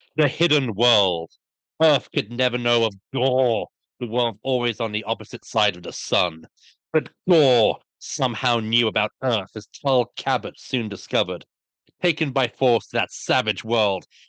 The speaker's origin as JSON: {"language": "English", "town": "Brighton", "region": "South East England", "country": "United Kingdom", "tie": "born or raised there", "said": "I lived, I grew up in Brighton for thirty years."}